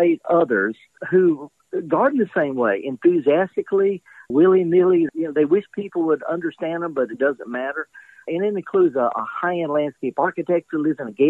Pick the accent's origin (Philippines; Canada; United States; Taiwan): United States; Mississippi; I'm born and raised in Mississippi